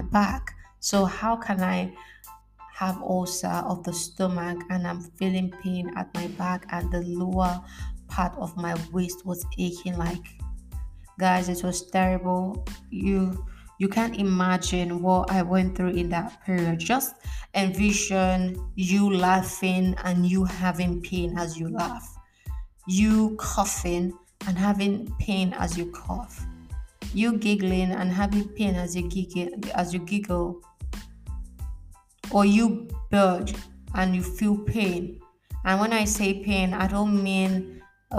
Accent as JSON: {"language": "English", "country": "Nigeria", "moved": "as an adult", "lives_now": "Italy", "said": "Yes, I'm a Nigerian."}